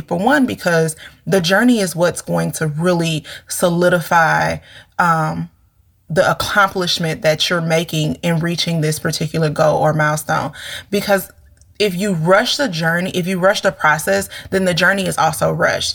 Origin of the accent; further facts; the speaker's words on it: St. Louis, Missouri, United States; we're from St. Louis